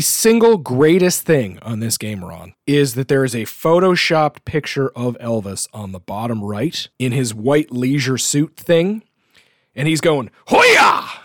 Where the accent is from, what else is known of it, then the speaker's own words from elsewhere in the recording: Canada; as a Canadian